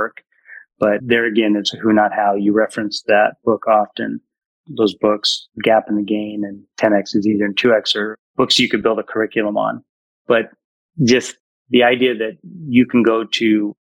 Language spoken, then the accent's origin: English; Ridgefield, Washington, United States; I'm from Ridgefield, Washington